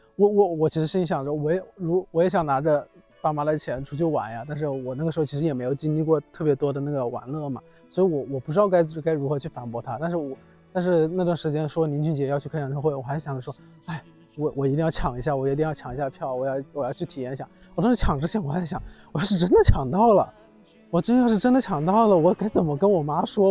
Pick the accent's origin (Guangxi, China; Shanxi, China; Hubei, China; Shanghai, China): Hubei, China; moved away as an adult; also born or lived in Wuhan; 我小学六，呃，小学一到五年级都是在农村里，农村里面上的